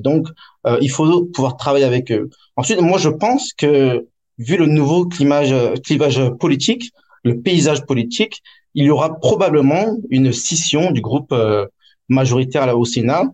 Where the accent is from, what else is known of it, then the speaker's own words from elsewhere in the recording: France; now in Hong Kong; En tant que Français étranger